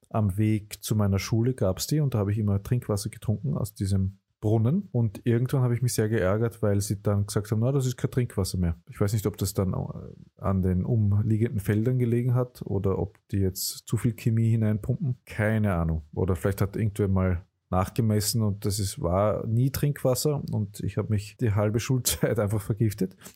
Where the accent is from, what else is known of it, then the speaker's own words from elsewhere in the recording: Lower Austria, Austria; weil auch in Niederösterreich allein gibt es, also bei uns, wo ich aufgewachsen bin, hat das Wasser eigentlich mehr nach kalt geschmeckt als nach Wasser.